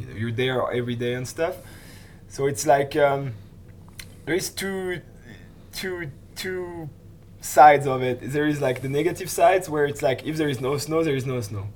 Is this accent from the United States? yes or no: no; Switzerland; from Switzerland as well